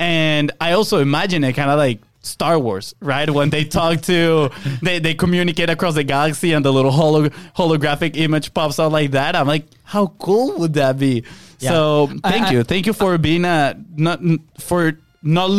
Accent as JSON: {"language": "English", "country": "Venezuela", "tie": "born or raised there", "moved": "yes", "said": "we are from Venezuela. We grew up in Venezuela. Our family is still in Venezuela"}